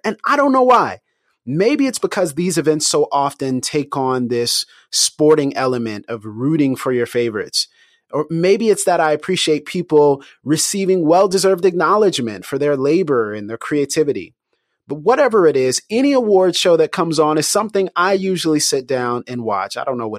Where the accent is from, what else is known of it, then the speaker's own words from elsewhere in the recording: Pensacola, Florida, United States; my hometown of Pensacola, Florida